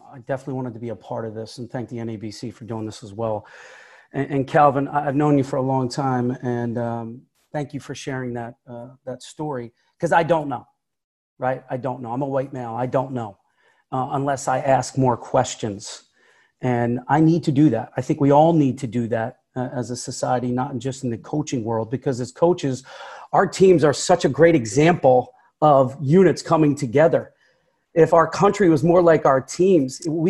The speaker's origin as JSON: {"language": "English", "town": "Philadelphia", "region": "Pennsylvania", "country": "United States", "said": "I'm from Philly or just outside Philly."}